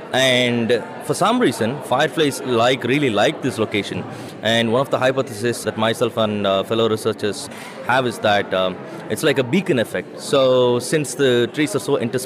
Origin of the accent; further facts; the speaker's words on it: India; I'm from India